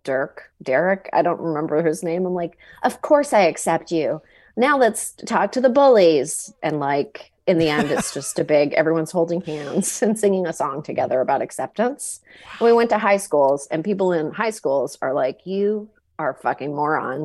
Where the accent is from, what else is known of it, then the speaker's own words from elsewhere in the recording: Canada; I grew up in Canada